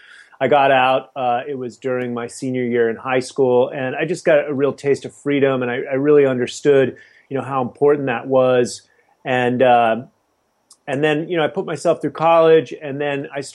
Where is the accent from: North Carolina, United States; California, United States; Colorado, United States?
California, United States; San Francisco; I grew up in the Haight-Ashbury in the 60s